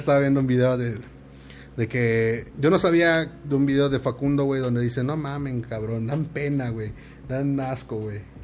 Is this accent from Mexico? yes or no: yes; Morelos, Mexico; yo soy de Morelos